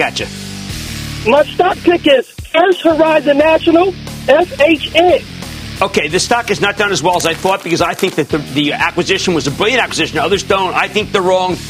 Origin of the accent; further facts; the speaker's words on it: Philadelphia, Pennsylvania, United States; I'm from Philadelphia